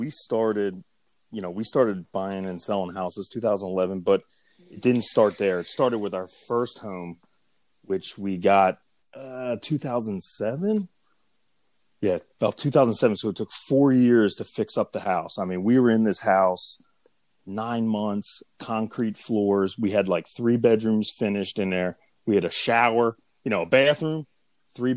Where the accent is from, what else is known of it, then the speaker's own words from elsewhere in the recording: Pottstown, Pennsylvania, United States; I am from Pottstown, Pennsylvania.